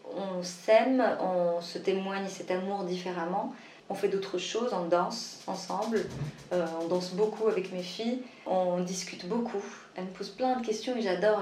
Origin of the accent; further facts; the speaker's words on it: Morocco; moi je suis marocaine